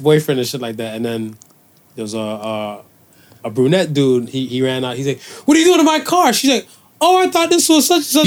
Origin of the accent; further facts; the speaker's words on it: Cleveland, Ohio, United States; now in Toronto, Canada; I'm from Cleveland